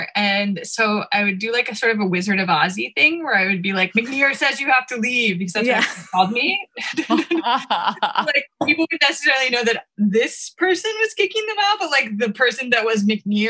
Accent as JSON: {"language": "English", "region": "Oklahoma", "country": "United States", "tie": "born or raised there", "said": "growing up in Oklahoma in high school"}